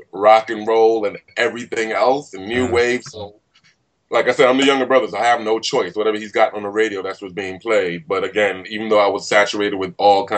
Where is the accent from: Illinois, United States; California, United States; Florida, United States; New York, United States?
New York, United States; New York City; also born or lived in Nigeria / Queens; So for the most part, I lived in Brooklyn for about 20 years of my life, lived in Queens for about the other 20, but I'm heavily Brooklyn influenced